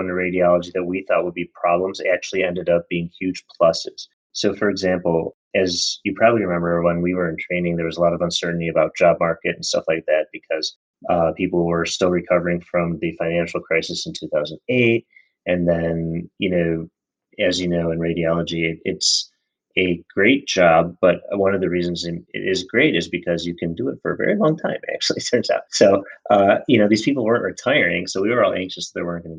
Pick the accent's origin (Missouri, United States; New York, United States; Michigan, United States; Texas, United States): Michigan, United States; moved away as an adult; now in Chicago, United States; I was born and raised in Michigan and grew up there